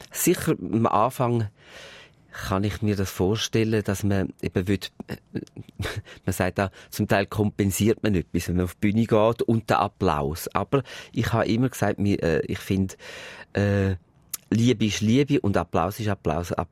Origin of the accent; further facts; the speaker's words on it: Switzerland; Es ist Paris und bei uns in der Schweiz sind dann die paar Plattenfirmen, die hast du dann schnell abklappert.